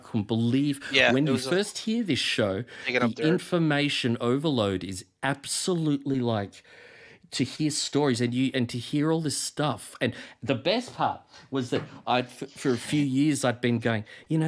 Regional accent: Australia; I'm from Australia

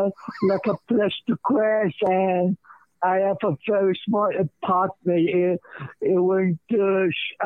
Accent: New York City, New York, United States; I'm from Queens.

